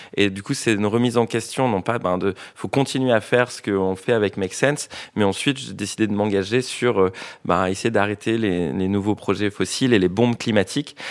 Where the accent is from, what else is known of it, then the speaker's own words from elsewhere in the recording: French Polynesia; je viens de Tahiti